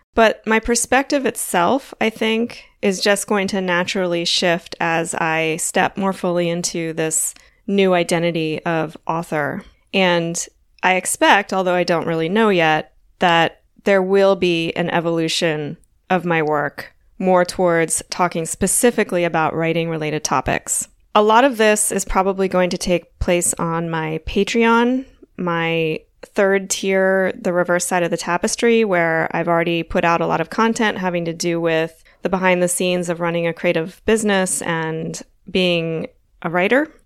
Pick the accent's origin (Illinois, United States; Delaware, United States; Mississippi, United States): Delaware, United States; Wilmington; moved away; also born or lived in Florida; I grew up in Wilmington, Delaware